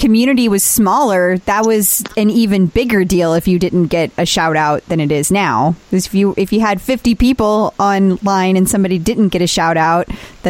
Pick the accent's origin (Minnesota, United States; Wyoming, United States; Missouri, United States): Missouri, United States; St. Louis